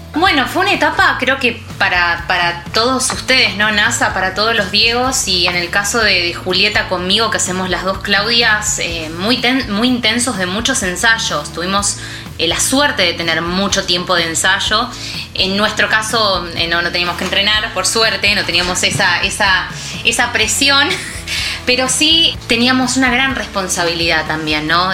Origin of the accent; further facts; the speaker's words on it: Argentina; lo que somos los argentinos